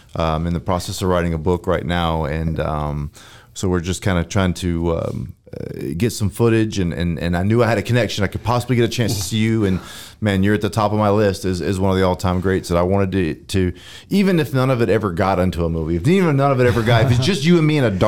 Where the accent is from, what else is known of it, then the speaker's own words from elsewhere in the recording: North Carolina, United States; moved away as an adult; now in Texas, United States; born and raised in North Carolina